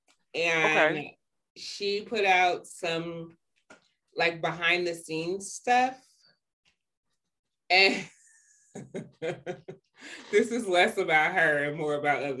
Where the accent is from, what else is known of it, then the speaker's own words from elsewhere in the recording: Detroit, Michigan, United States; moved away; And I was coming from Detroit, so I ain't know shit about none of them because I didn't even know a white child until I was 13.